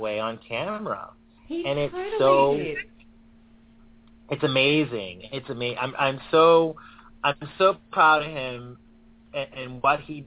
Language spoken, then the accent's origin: English; Boston, Massachusetts, United States; my hometown city